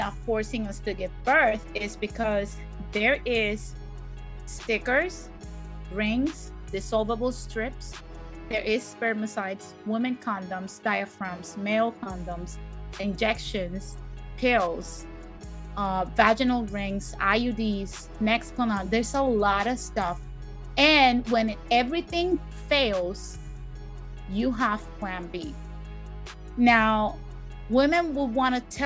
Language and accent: English; Puerto Rico; I'm from Puerto Rico